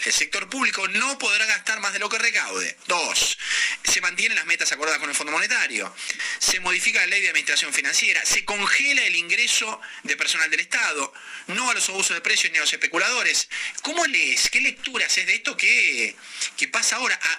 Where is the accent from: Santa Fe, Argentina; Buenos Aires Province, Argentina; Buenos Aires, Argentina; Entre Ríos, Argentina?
Santa Fe, Argentina; Rafaela; moved away; en provincia de Santa Fe, donde yo viví de chico en, en Rafael